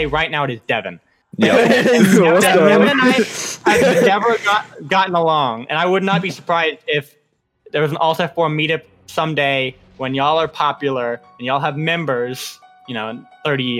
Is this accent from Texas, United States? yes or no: yes; Texas, United States; I'm from Texas